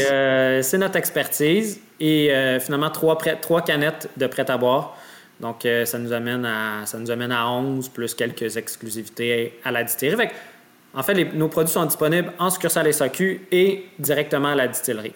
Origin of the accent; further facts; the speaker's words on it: Salaberry-de-Valleyfield, Quebec, Canada; on vient de la grande région, là, euh, disons, de, l'ouest de Montréal, euh, du Turois, Vaudreuil, Valleyfield. Euh, c'est vraiment notre, région natale